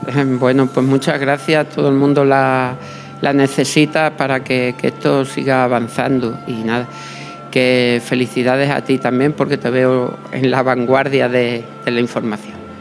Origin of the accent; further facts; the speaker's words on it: Los Santos de Maimona, Extremadura, Spain; yo que vengo de los Santos de Maimona